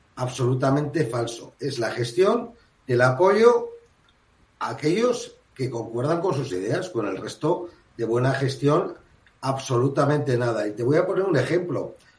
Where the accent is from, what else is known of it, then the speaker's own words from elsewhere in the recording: Bilbao, Basque Country, Spain; moved away as an adult; now in Cantabria, Spain; Yo soy nacido en Bilbao y español, por tanto. Por supuesto, vizcaíno